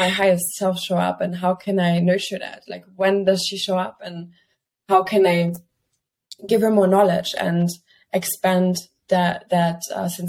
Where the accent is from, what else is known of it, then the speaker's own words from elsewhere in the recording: Germany; moved away as an adult; also born or lived in Barcelona, Spain / Milan, Italy; I was growing up in Germany, basically in the middle of the fields.